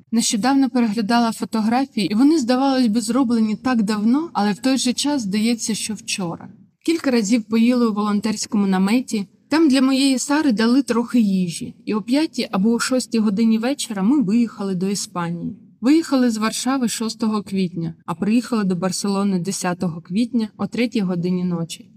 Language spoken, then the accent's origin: Ukrainian; Melitopol, Zaporizhzhia Oblast, Ukraine; moved away as an adult; now in Spain; до мого рідного міста, де я народилась